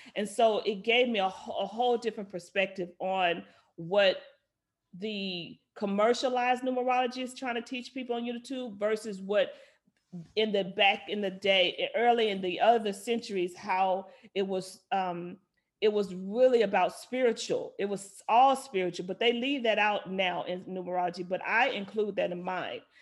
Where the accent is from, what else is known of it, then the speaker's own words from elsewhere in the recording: Little Rock, Arkansas, United States; moved away; I grew up in Little Rock, Arkansas